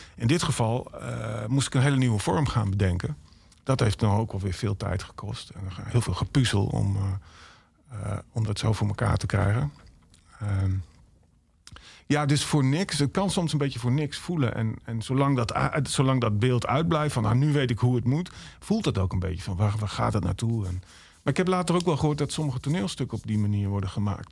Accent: Emmen, Drenthe, Netherlands; ik kom uit Emmen dan, maar mijn familie komt, mijn ouders komen uit Erika

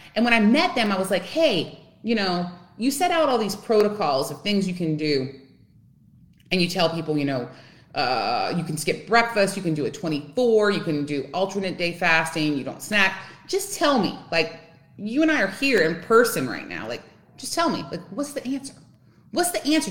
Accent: Louisiana, United States; now in Texas, United States; I live in Texas. I'm originally from Louisiana.

